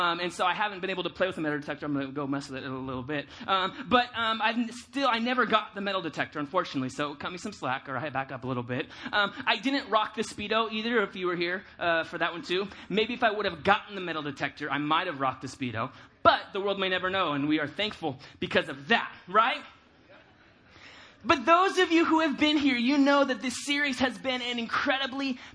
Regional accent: California, United States; moved away as an adult; I grew up in California, and so when I moved out here almost 2 years ago

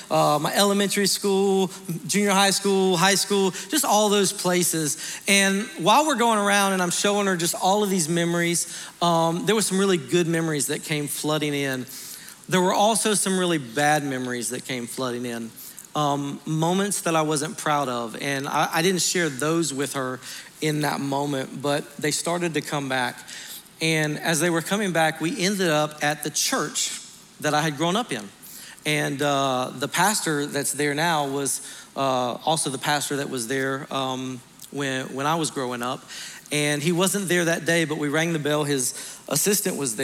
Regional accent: Montgomery, Alabama, United States; moved away; my hometown of Montgomery, Alabama

